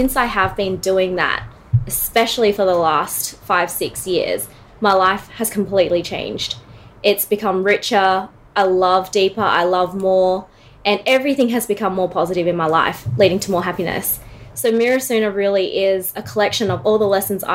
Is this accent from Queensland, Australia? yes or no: no; Sydney, New South Wales, Australia; moved away as an adult; now in Melbourne, Australia; Born and raised in Sydney, moved down to Melbourne, beautiful city, 4 years ago.